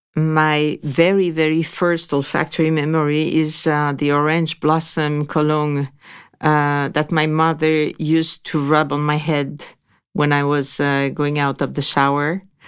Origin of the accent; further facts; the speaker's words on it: Grasse, Provence-Alpes-Côte d'Azur, France; I was born in Graz, so it's really the capital of perfumes